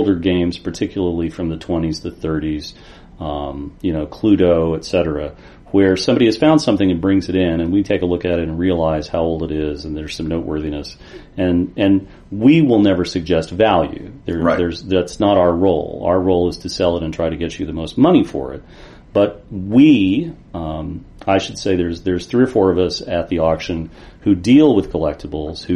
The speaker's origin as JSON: {"language": "English", "region": "Eastern Kentucky", "country": "United States", "tie": "born or raised there", "said": "I grew up in Eastern Kentucky"}